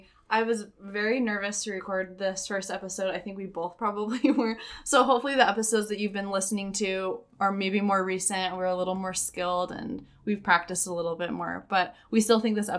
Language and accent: English; Utah, United States; Yeah, so I was also born and raised in Utah. I'm the oldest of 9 kids